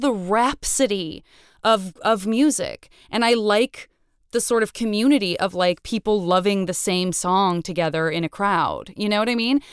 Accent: Tucson, Arizona, United States; I'm from Tucson

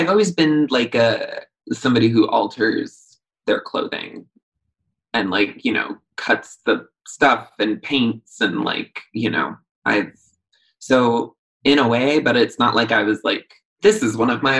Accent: New York metropolitan area, United States; I'm sort of from all over the tri-state around New York City.

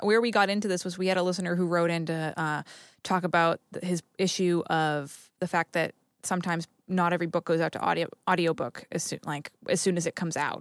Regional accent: Haverhill, Massachusetts, United States; the town that I'm from in Massachusetts, um, Haverhill and Bradford

